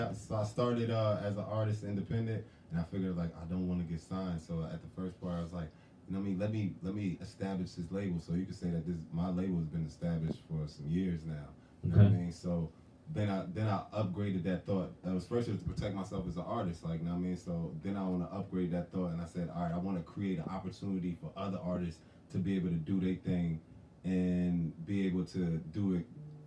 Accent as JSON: {"language": "English", "region": "New Jersey", "country": "United States", "tie": "born or raised there", "also_born_or_lived": "South Carolina", "lives_now": "Philadelphia, United States", "said": "I was born, you could say Jersey. I mean, I was born in Jersey."}